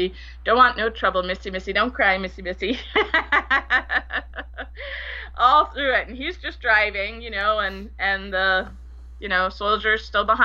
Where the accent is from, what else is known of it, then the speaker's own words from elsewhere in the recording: Bedford, Massachusetts, United States; moved away as an adult; also born or lived in Liberia / Tennessee; I grew up in Bedford, Massachusetts